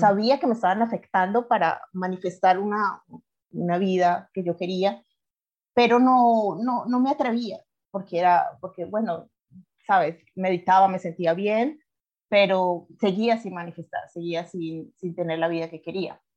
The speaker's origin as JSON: {"language": "Spanish", "country": "Colombia", "also_born_or_lived": "Ireland", "moved": "as an adult", "lives_now": "Alicante, Spain", "said": "yo soy colombiana, de siete años estoy viviendo en Europa"}